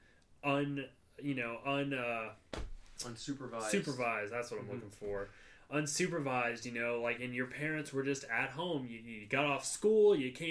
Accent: Middletown, Ohio, United States; growing up in Middletown

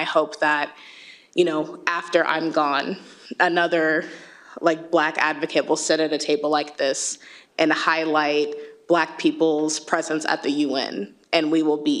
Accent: United States; I'm actually an African American

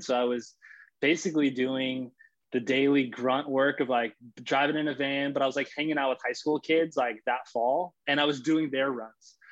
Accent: Los Angeles, California, United States; also born or lived in Florida; I'm actually from LA. So I'm born and raised in Los Angeles

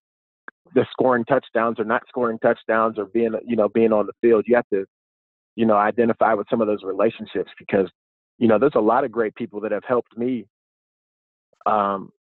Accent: Pittsburgh, Pennsylvania, United States; I grew up in Pittsburgh

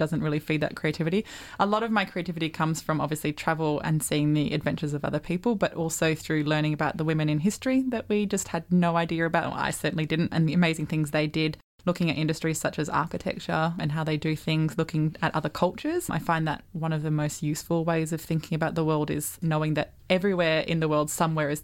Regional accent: Netherlands; moved away; I'm originally from the Netherlands, so grew up there for the first while of life

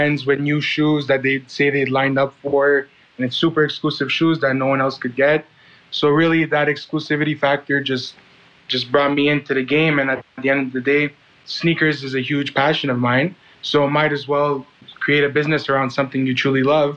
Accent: Montreal, Quebec, Canada; I was born and raised in Montreal on the East End

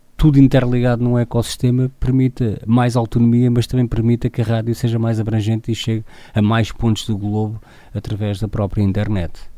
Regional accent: Torres Novas, Centro, Portugal; sou de Torres Novas

